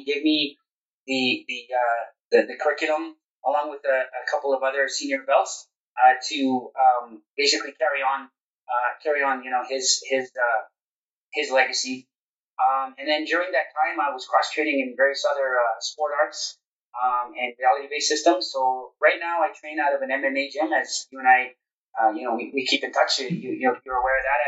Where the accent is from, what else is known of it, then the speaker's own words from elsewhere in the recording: Toronto, Ontario, Canada; also born or lived in Stouffville, Canada; I'm born and raised in Toronto, Canada.